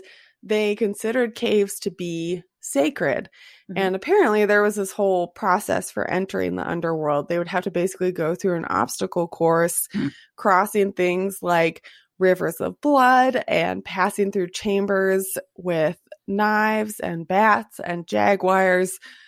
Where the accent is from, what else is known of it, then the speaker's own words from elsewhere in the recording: United States; We are Americans.